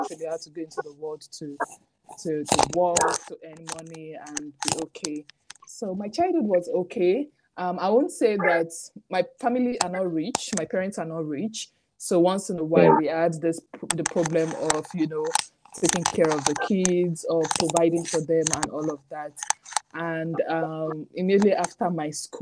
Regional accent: Nigeria; moved away as an adult; also born or lived in Kano, Nigeria; now in United Kingdom; growing up in Nigeria

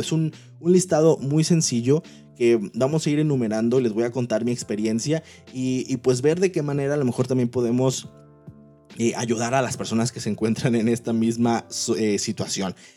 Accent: Manzanillo, Colima, Mexico; moved away as an adult; now in Monterrey, Mexico; yo amo la ciudad de donde vengo, soy de Manzanillo, Colima, actualmente vivo en la ciudad de Monterrey, Nuevo León

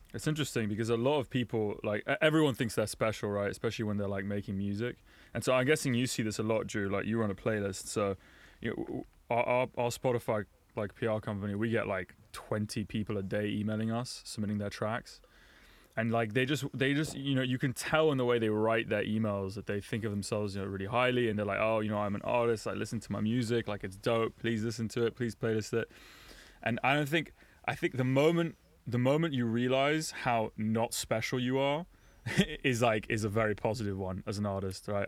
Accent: London, United Kingdom; moved away as an adult; now in Berlin, Germany; I was raised in London

